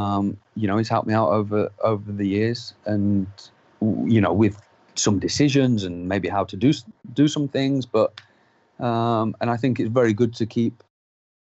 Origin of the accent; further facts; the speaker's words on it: United Kingdom; I'm not a British rider that is just any random rider.